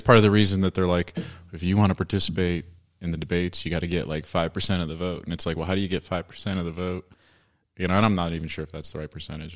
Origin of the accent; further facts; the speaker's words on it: Washington, District of Columbia, United States; I grew up in D C mostly.